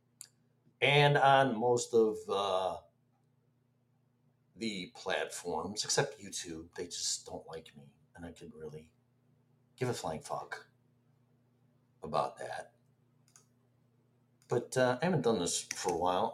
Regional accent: Illinois, United States; now in Florida, United States; Born and raised in Illinois, where every other governor is sitting in prison.

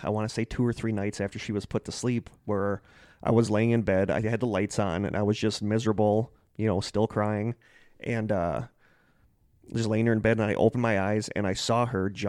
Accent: Manitowoc, Wisconsin, United States; Basically, when there is nothing else to do growing up in Manitowoc, Wisconsin, you drive around aimlessly on back roads in the middle of nowhere

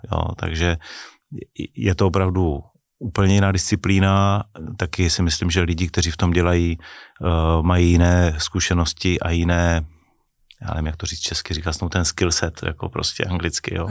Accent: near Ostrava, Moravian-Silesian Region, Czechia; jsem nejsem z Prahy, nejsem ten cajzel, co přijel jako z Prahy, je tam o něčem poučovat, ale byl jsem kluk, který vlastně vyrostl eh, nedaleko Stravy

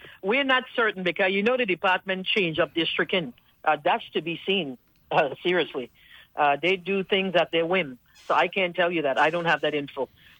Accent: Frederiksted, St. Croix, U.S. Virgin Islands; I'm from Frederickstead. I walk to school.

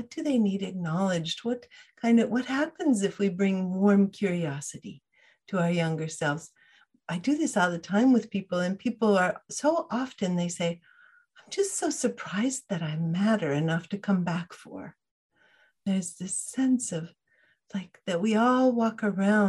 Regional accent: Fairbanks, Alaska, United States; I grew up in Fairbanks, Alaska, in the middle of the state

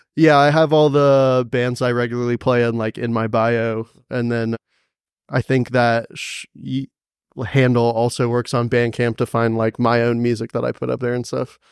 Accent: Cary, North Carolina, United States; moved away as an adult; also born or lived in Greensboro, North Carolina; now in Asheville, United States; I grew up in a town called Cary, right next to Raleigh

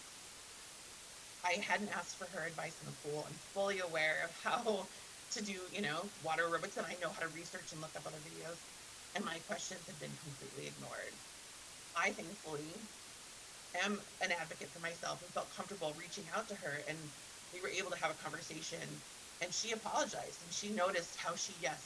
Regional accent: Montana, United States; I grew up in Montana

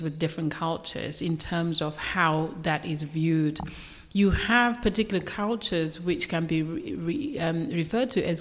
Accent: Zimbabwe; moved away; I'm from Zimbabwe myself, so I'm from Africa

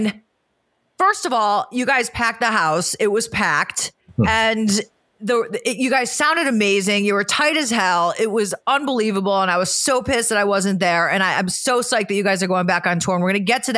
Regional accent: Cleveland, Ohio, United States; I was from Cleveland, Ohio.

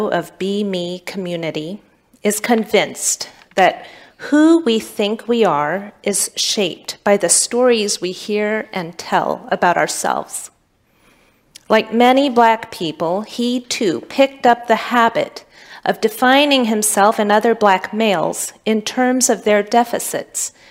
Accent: Pontiac, Michigan, United States; I'm from Pontiac, Michigan. My dad wasn't in the home. My neighborhood was dangerous, and we had no positive black male role models.

